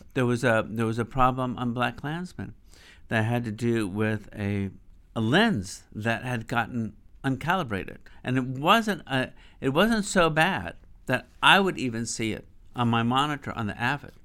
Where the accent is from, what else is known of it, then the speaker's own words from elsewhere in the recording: Montgomery, Alabama, United States; I grew up in the South. You know, I'm from Montgomery